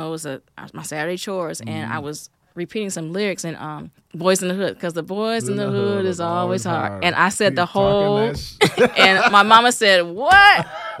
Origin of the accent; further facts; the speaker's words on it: Racine, Wisconsin, United States; also born or lived in St. Louis, Missouri / Milwaukee, Wisconsin; I'm from Racine originally.